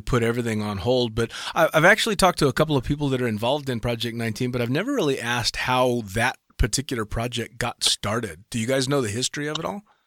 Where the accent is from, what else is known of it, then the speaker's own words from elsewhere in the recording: United States; an American tandem instructor